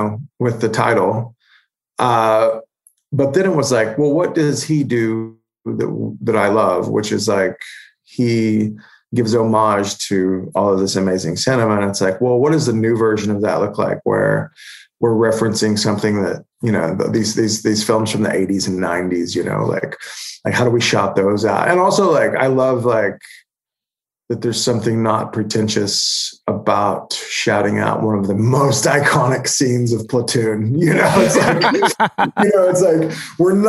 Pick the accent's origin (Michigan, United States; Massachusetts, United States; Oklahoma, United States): Oklahoma, United States; Holdenville; my hometown of Holdenville